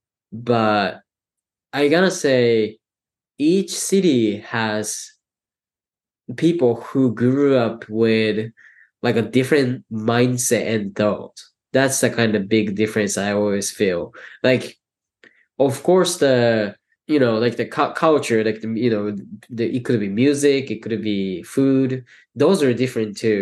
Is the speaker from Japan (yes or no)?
yes; Tokyo, Japan; first language Japanese; English is a second language; moved away as an adult; also born or lived in Ithaca, New York; now in New York City, United States; I live in big city because I grew up in Tokyo.